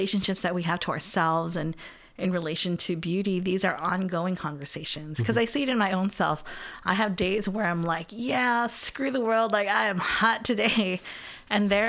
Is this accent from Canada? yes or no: no; Guam; now in California, United States; we grew up on Guam and, you know, we came here to California